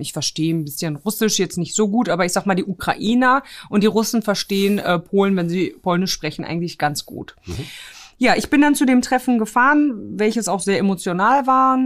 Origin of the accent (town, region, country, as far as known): Herten, North Rhine-Westphalia, Germany; born or raised there; also born or lived in Grudziądz, Poland